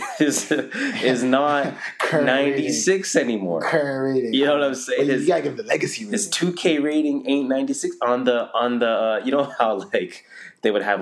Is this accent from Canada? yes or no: yes; Toronto, Ontario, Canada; I grew up in North